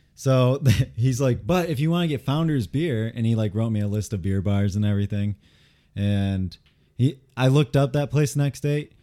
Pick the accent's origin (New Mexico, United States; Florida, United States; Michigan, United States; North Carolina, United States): Michigan, United States; Grand Rapids; I'm from Grand Rapids